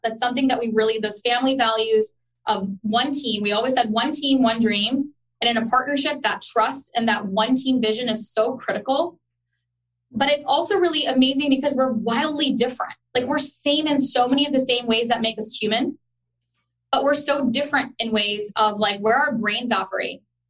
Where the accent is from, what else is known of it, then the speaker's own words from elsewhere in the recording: Dallas, Texas, United States; also born or lived in Chicago, United States / Karachi, Pakistan / Orlando, United States; I was born in Chicago. Sal was raised in, he was born in Dallas, and we grew up in Dallas, but we lived in Karachi.